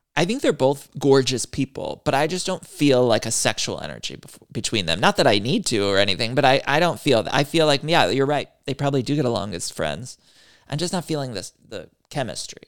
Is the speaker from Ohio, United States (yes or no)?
yes; Northeast Ohio, United States; I'm from Northeast Ohio